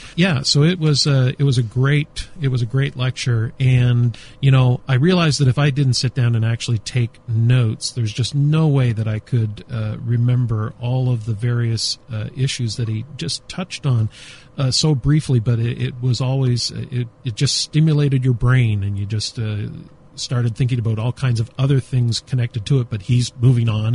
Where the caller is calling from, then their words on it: Beit El, Israel; We're calling from Beit El Israel